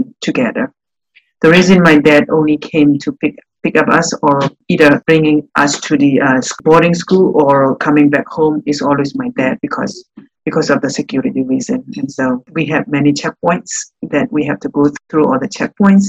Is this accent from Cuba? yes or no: no; northern Burma, Myanmar; now in Jacksonville, United States; I was born and raised in Burma, in northern part of my country